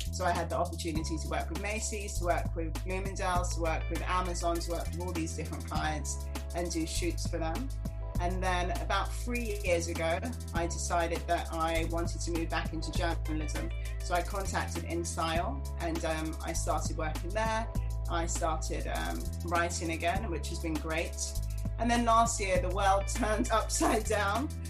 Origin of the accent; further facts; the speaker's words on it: London, United Kingdom; moved away as an adult; now in New York, United States; I was born and raised in London and I moved to New York a few years ago.